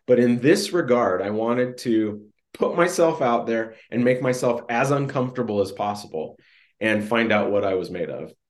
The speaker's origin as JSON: {"language": "English", "region": "California", "country": "United States", "tie": "born or raised there", "said": "I grew up in Southern California and then Northern California"}